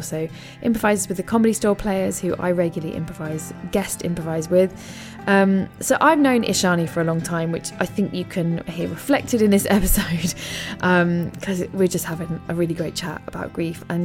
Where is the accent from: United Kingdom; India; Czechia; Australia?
United Kingdom; England; Apologies for being so English about it all